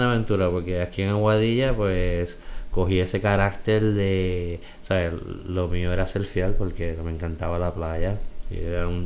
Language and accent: Spanish; Bronx, New York, United States; born there; Este, yo nací en 1973 en el Bronx, South Bronx, cerca de Yankee Stadium.